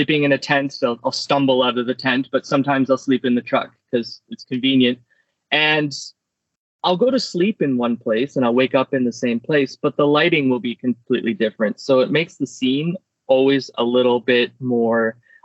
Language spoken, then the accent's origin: English; Canada; I'm a photographer from Canada